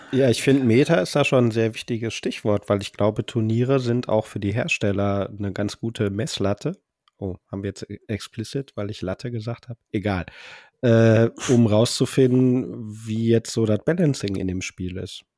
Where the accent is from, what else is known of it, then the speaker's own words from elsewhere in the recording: Bochum, North Rhine-Westphalia, Germany; ich komme aus Bochum